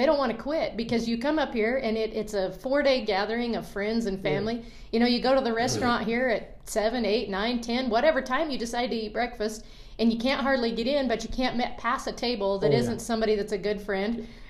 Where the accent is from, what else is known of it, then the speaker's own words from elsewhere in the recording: Colorado, United States; now in Montana, United States; Whether I'm from Colorado or live in Montana, I don't like the cold.